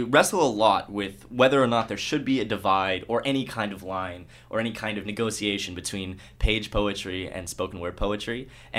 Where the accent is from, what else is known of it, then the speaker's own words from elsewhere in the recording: Alberta, Canada; also born or lived in United States; I was born in the States, and I was raised most of my life in Alberta.